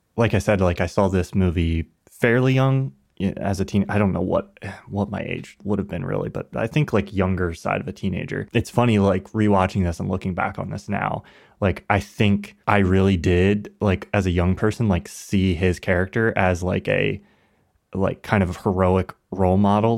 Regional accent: United States; growing up in America

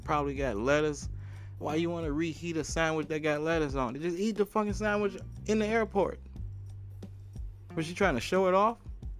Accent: New Zealand; you're Australian, I'm from New Zealand.

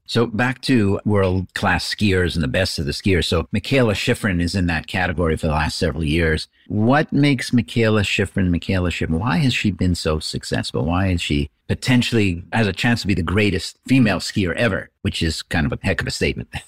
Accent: Canada; I'm Canadian

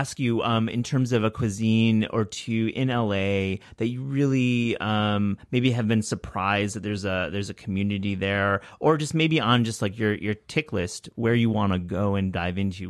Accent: New York, United States; a New Yorker

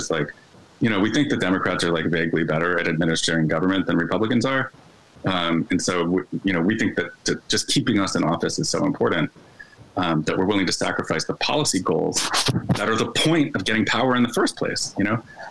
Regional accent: Philadelphia, Pennsylvania, United States; I'm from Philly

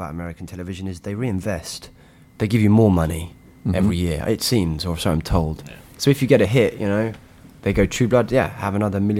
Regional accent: United Kingdom; because I guess as a British person, you go, whoa, that's something that we made

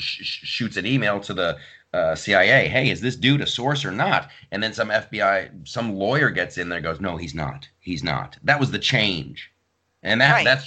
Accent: Columbus, Ohio, United States; now in Long Island, United States; In Columbus, growing up

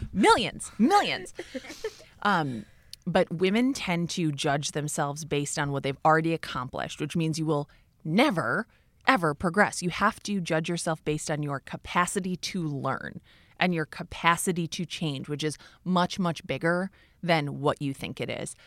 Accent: Minneapolis, Minnesota, United States; moved away as an adult; also born or lived in New York; I left New York and moved back to Minneapolis, even though I grew up in Minneapolis.

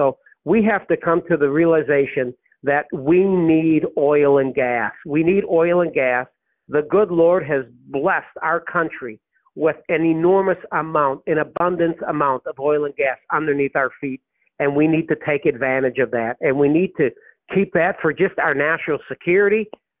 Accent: Texas, United States; And I'm a congressman from Texas.

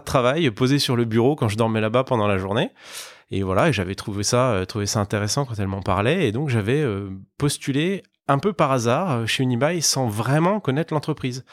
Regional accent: Besançon, Bourgogne-Franche-Comté, France; moved away as an adult; also born or lived in Lyon / Paris / Madrid; je suis originaire de l'est de la France. Je viens d'une petite ville qui s'appelle Besançon. Euh, j'ai fait toutes mes études là-bas

